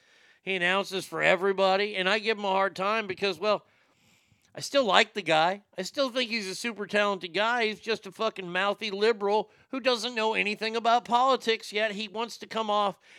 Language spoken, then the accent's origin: English; the South, United States; And just because I'm from the South